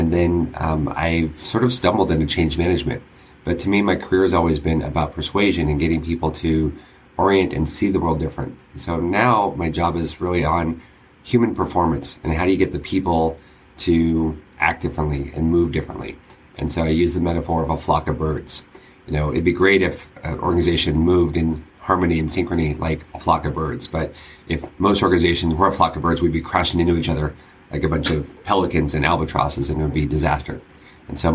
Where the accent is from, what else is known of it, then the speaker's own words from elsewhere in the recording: San Diego, California, United States; I grew up in San Diego